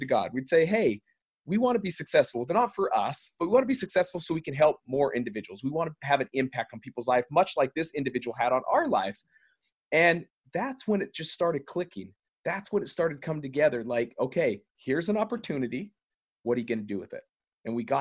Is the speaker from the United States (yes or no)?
yes; Salt Lake City, Utah, United States; We're in Salt Lake City here in my hometown